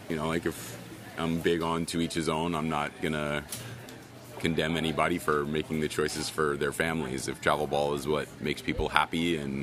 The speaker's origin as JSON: {"language": "English", "region": "Southern California", "country": "United States", "said": "I was from Southern California"}